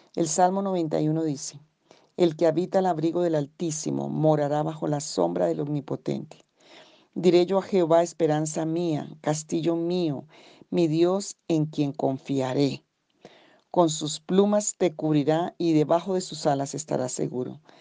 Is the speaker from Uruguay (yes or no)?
no; Colombia; aquí en Colombia tenemos diferentes regiones